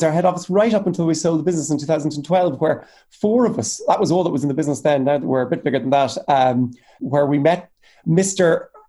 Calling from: East Cork, Munster, Ireland; I'm calling in from East Cork, which is in the south coast of Ireland. And I'm in my little home office here

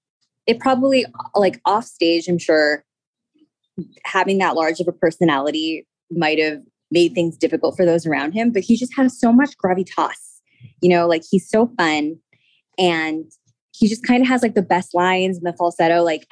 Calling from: Los Angeles, California, United States; I'm calling from Los Angeles.

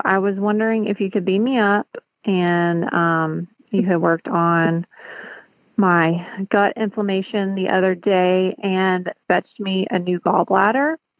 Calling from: Augusta, Georgia, United States; I'm calling from Augusta, Georgia.

